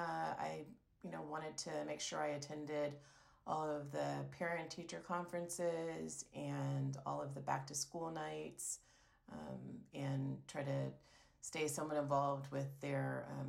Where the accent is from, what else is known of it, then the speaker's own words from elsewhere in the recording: Palo Alto, California, United States; I grew up in Palo Alto, California